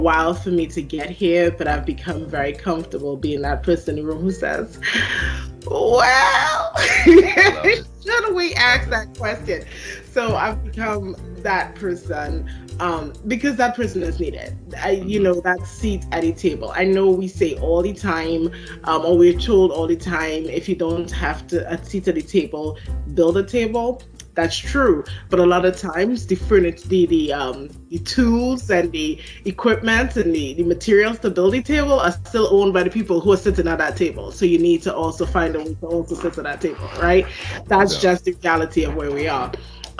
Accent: Trinidad & Tobago; moved away as an adult; also born or lived in South Carolina, United States; now in United States; I have an accent that people hear that I don't hear. So I am originally from Trinidad and Tobago in the Caribbean. I came to the U.S. in, I'm going to date myself, 2003

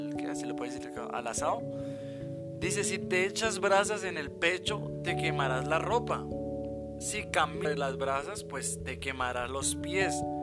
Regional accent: Bogotá, Colombia; Nosotros somos de Bogotá, Colombia y estamos casados

